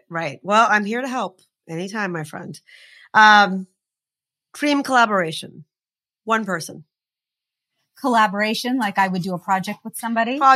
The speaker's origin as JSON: {"language": "English", "country": "India", "said": "Uh, we're Indian women. There's so much to make fun of."}